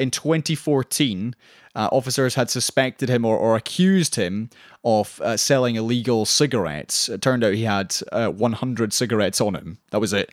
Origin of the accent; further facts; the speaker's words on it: Scotland, United Kingdom; I say this as a Scottish person